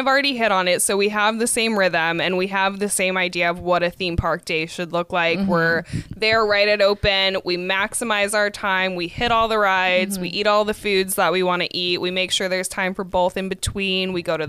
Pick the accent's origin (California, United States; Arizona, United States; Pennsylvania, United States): Arizona, United States; Growing up in Arizona